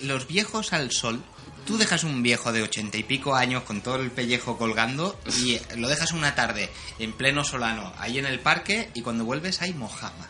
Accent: Xàtiva, Valencian Community, Spain; Yo de Chátiva, yo de Chátiva

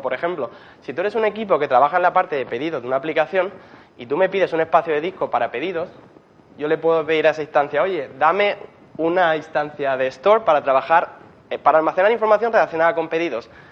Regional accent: Murcia, Region of Murcia, Spain; moved away as an adult; now in Berlin, Germany; soy de Murcia

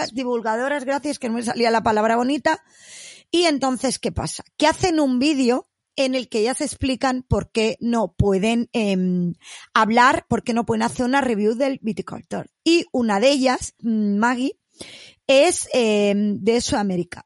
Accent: Catalonia, Spain; soy catalana

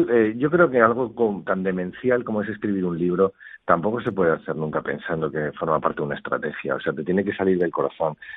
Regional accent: La Rioja, Spain; más que sobre mi tierra, que no es ambientada en mi tierra, porque al fin es un thriller psicológico que podría ocurrir en cualquier parte, pero yo la he situado en esta comarca de, de bodegas centenarias, ¿no? De La Rioja Alta

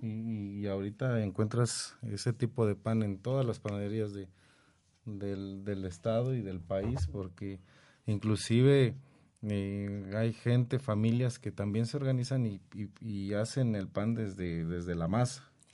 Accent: Mexico; Nosotros como mexicanos

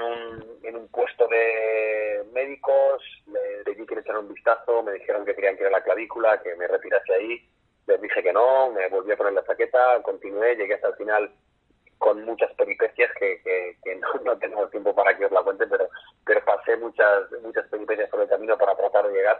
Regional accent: Requena, Valencian Community, Spain; soy de Requena.

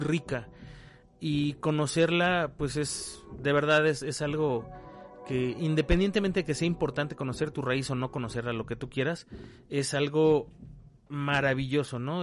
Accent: Mexico; la gente que somos de México

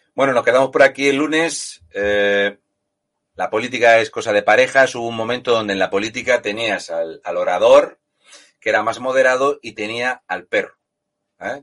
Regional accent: Region of Murcia, Spain; un tío como yo, murciano

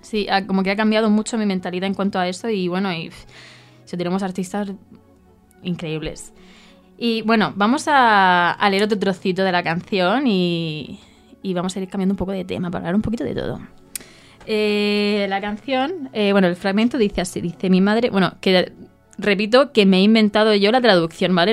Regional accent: Region of Murcia, Spain; yo soy murciana

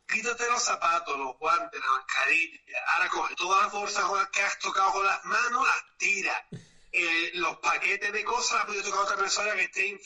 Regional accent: Málaga, Andalusia, Spain; No, yo soy malagueña, guapa.

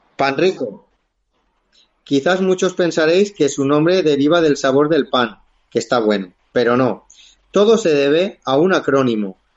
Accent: Silla, Valencian Community, Spain; Silla, que es mi pueblo de nacimiento

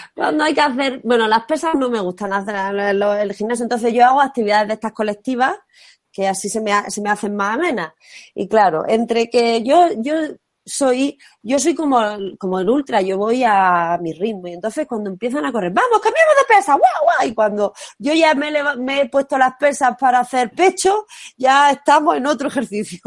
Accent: Martos, Andalusia, Spain; soy de Jaén, pero mi pueblo es Martos.

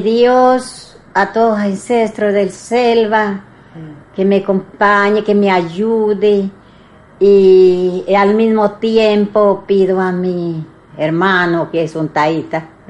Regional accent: Putumayo, Colombia; yo soy abuela de Putumayo

